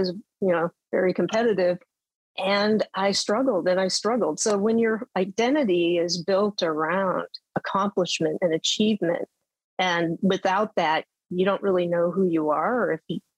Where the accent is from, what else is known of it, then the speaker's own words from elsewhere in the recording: Western South Dakota, United States; I grew up in South Dakota